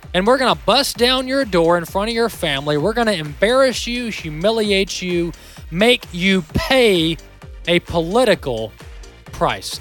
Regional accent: Mississippi, United States; Mississippi, my home state here in Mississippi

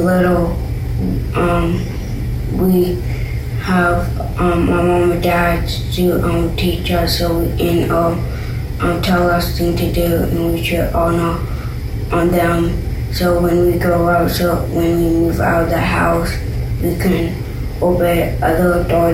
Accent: Orange, Texas, United States; I am 10 years old, and I'm from Orange, Texas.

